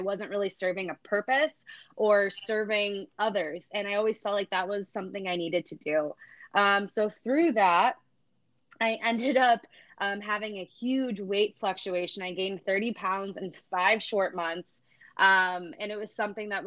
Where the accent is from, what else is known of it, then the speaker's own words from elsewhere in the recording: Cleveland, Ohio, United States; I am originally from Cleveland, Ohio. I grew up in a smaller town